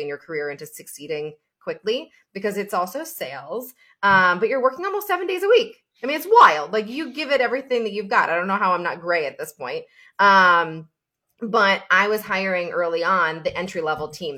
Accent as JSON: {"language": "English", "town": "Albany", "region": "New York", "country": "United States", "also_born_or_lived": "Florida", "moved": "yes", "lives_now": "Chicago, United States", "said": "upstate New York, Albany, New York specifically, so the Hudson Valley area"}